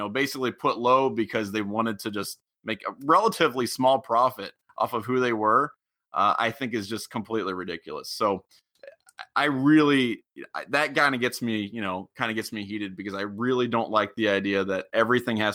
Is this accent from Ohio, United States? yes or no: yes; Middletown, Ohio, United States; I'm originally from Middletown, and I went to Fenwick